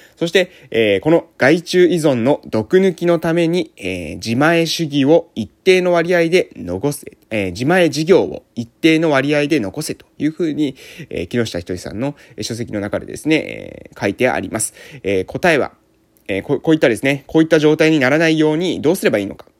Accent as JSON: {"language": "Japanese", "region": "Kagoshima", "country": "Japan", "tie": "born or raised there", "said": "私がこの南の島に生まれてね"}